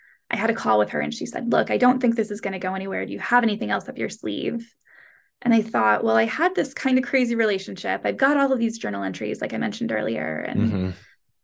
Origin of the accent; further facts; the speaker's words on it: United States; moved away as an adult; now in London, United Kingdom; I am American and I live in London.